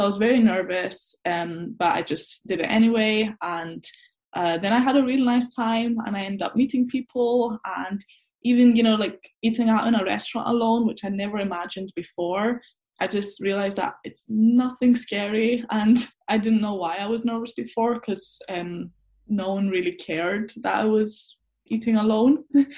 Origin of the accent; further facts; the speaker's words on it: Scotland, United Kingdom; I'm half Scottish, half Greek.